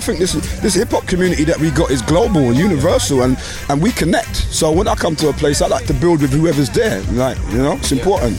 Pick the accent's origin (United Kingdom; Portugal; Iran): United Kingdom; England; growing up in England, we grew up listening to reggae music, sound systems. That's how we all grew up. And at the time in England, the sound system culture was where UK blacks, we do reggae music, but we're not Jamaican.